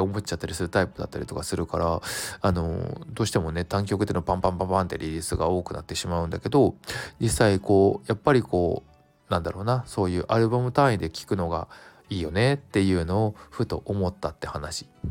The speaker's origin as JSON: {"language": "Japanese", "region": "Kanto", "country": "Japan", "tie": "born or raised there", "said": "関東を関東だけかなであの何店舗かあるみたいなお店なんだけどちょうどあの僕の実家の近くで子供の頃からよく利用してるとこ"}